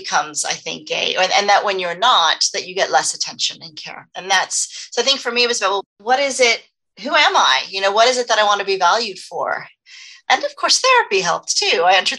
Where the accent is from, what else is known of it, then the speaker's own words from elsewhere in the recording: United States; moved away; also born or lived in Los Angeles, California / Dallas, Texas; growing up in Los Angeles, then Texas, which is also a very appearance-focused society, Dallas, Texas